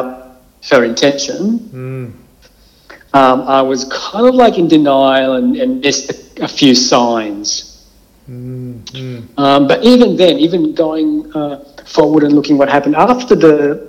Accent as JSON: {"language": "English", "country": "Israel", "tie": "born or raised there", "moved": "as an adult", "lives_now": "Melbourne, Australia", "said": "I was born in Israel"}